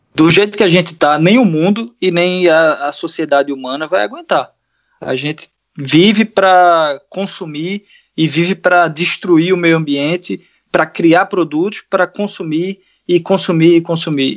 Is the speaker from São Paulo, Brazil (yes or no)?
no; Recife, Pernambuco, Brazil; moved away as an adult; also born or lived in Portugal; meus pais ainda moram numa zona rural lá de Recife